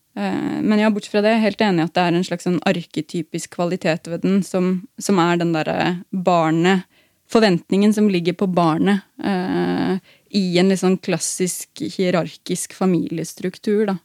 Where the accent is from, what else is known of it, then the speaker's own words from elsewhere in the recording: Norway; som nordmenn